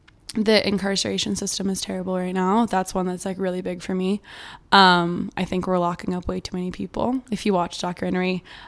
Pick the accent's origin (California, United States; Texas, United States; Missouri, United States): California, United States; Thousand Oaks; also born or lived in Santa Monica / Chicago; now in Venice, United States; I was born in Santa Monica, but I was raised in Thousand Oaks.